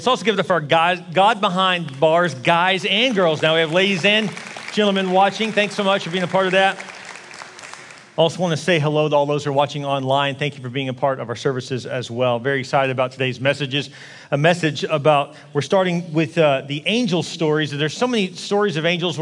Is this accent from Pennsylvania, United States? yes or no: no; Houston, Texas, United States; also born or lived in Dallas; I'm from Houston